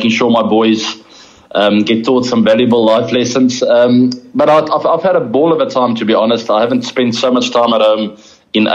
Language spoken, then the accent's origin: English; South Africa; being a South African